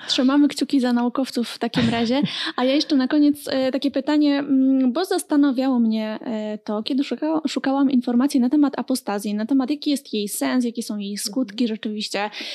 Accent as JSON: {"language": "Polish", "region": "Silesian Voivodeship", "country": "Poland", "said": "sama sam pochodzę z województwa śląskiego i miałam e, taką opcję jakoś bycia ministrantką"}